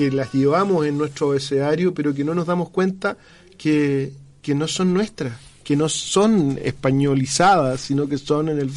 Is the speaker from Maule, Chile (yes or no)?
yes; Curicó, Maule, Chile; moved away as an adult; also born or lived in Santiago; Oye, para los guasitos de Curicó, porque así nos trataban cuando nos íbamos a Santiago a estudiar